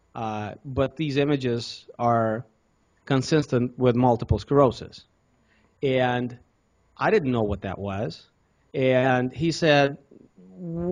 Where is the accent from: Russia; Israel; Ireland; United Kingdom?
Russia; also born or lived in Cincinnati, United States; now in United States; I was born in Russia.